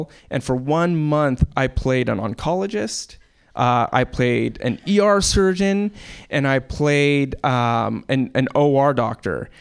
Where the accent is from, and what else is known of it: Alaska, United States; born or raised there